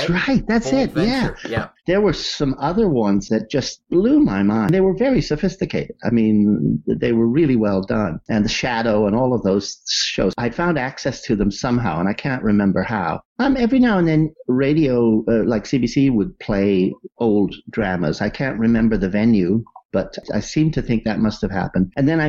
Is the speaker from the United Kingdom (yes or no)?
yes; Wales, United Kingdom; I'm a Welshman, you know.